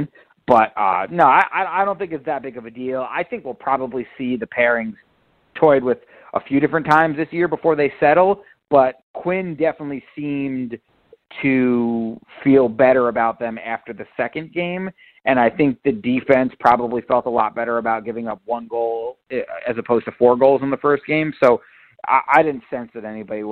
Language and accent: English; Westchester, New York, United States; I grew up in Westchester